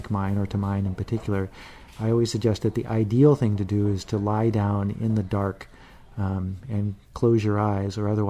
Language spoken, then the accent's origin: English; Chicago, Illinois, United States; now in San Francisco, United States; I was born in Chicago, but I currently live in San Francisco